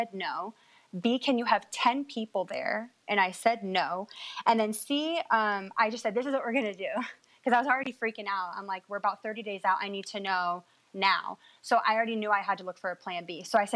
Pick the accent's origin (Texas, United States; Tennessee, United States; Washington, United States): Washington, United States; now in California, United States; we're both born and raised in Washington, but we live in California